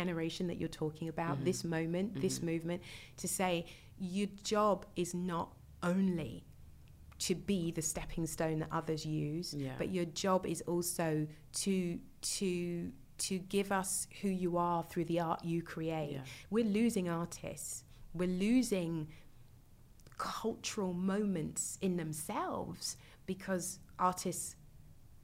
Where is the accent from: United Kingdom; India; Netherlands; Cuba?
United Kingdom; being a Brit